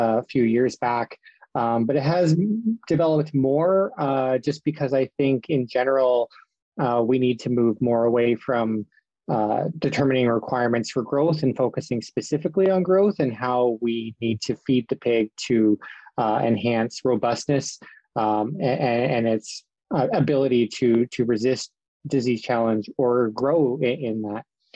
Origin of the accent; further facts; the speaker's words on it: Sarnia, Ontario, Canada; moved away as an adult; also born or lived in Guelph, Ontario / Houston, Texas; now in Saskatchewan, Canada; I'm originally from Sarnia, Ontario